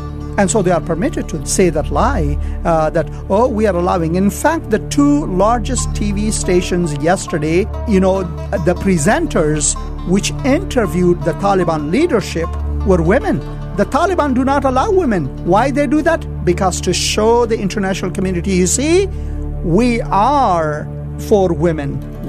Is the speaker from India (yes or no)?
yes; India; born there; also born or lived in Afghanistan; Well, my forefathers come from Afghanistan. Although I was born in India, I was in Afghanistan during the invasion of the Soviet.